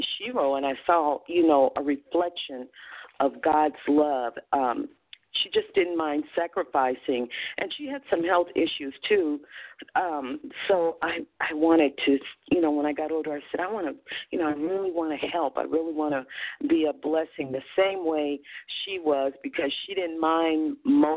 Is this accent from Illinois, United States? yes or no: no; Evansville, Indiana, United States; moved away as an adult; also born or lived in Compton, California; now in California, United States; I grew up in Indiana. Actually, I was born in Compton, California. And at 2 years old, my family decided to move back